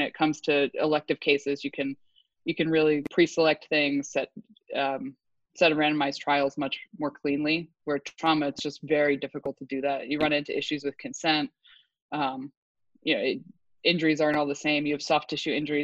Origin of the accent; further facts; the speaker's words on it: Allentown, Pennsylvania, United States; moved away; I am originally from Pennsylvania, another Northeastern girl. I went to college, Lafayette College, which is right around my hometown. Grew up in Allentown